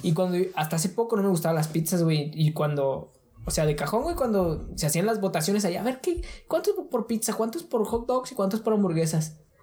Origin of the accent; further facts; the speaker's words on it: Ciudad Juárez, Chihuahua, Mexico; somos de Juárez